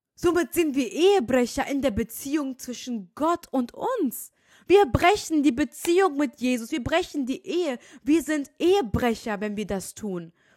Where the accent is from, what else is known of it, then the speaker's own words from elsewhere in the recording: Germany; ich bin in Deutschland geboren